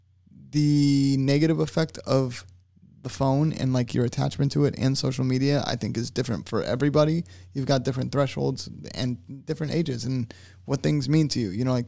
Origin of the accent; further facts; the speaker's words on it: West Palm Beach, Florida, United States; also born or lived in Tennessee / Fort Lauderdale, Florida; now in St. Petersburg, United States; I grew up in West Palm